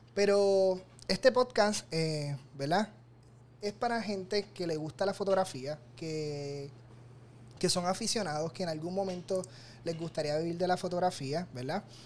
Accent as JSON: {"language": "Spanish", "country": "Puerto Rico", "said": "soy fotógrafo profesional de Puerto Rico"}